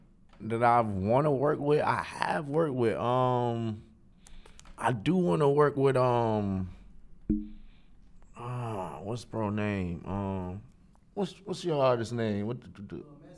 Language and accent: English; Raleigh, North Carolina, United States; also born or lived in Greenville; Born and raised. I was born in Greenville and raised in Raleigh.